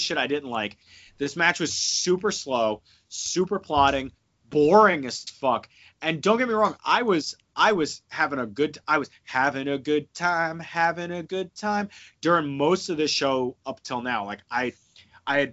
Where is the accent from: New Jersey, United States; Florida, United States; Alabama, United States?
New Jersey, United States; moved away; I'm from New Jersey